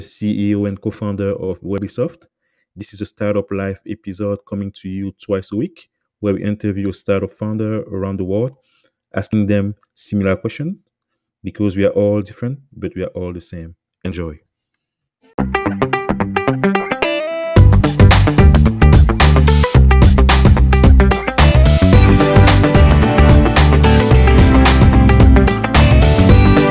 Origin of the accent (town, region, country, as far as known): Cameroon; moved away as an adult